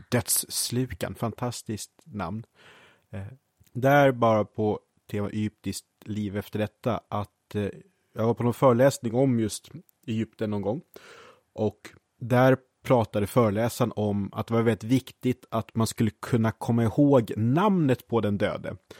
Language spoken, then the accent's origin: Swedish; Brottby, Stockholm County, Sweden; jag var ju då från Brottby och bland de andra sexåringarna i Brottby